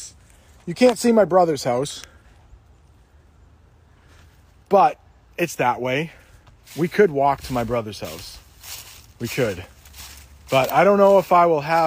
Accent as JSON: {"language": "English", "region": "New England", "country": "United States", "accent": "New England", "said": "It's probably a New England accent. And I don't live that far from Canada, though."}